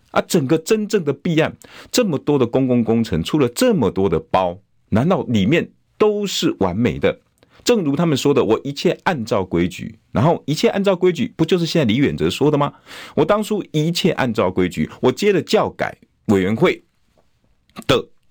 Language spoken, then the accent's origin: Chinese; Taiwan; 我们台湾人